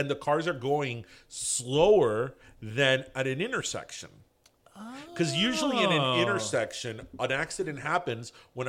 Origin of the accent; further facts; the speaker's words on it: United States; we love, love being American.